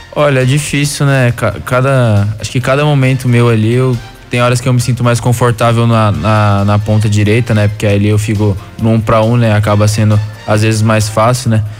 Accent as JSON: {"language": "Portuguese", "region": "São Paulo", "country": "Brazil", "tie": "born or raised there", "moved": "yes", "said": "sou de São Paulo, natural de São Paulo, capital"}